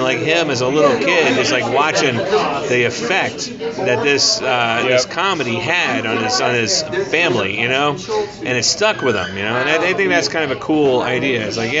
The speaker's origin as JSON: {"language": "English", "region": "Ohio", "country": "United States", "lives_now": "California, United States", "said": "When I first moved to California, I moved there from Ohio."}